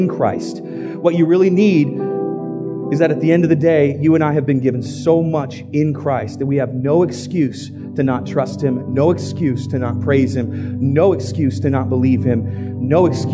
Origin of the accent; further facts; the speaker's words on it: United States; we're American